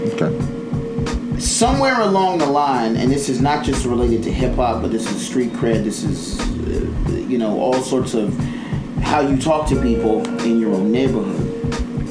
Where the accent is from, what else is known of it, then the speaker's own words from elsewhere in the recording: Prince George's County, Maryland, United States; moved away; I'm originally from Prince George's County